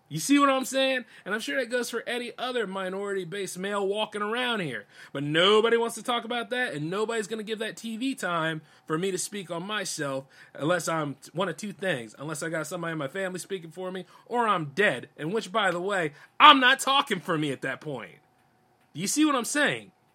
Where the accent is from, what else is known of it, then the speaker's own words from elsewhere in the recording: United States; I'm just as much as American as any of y'all are. I'm born here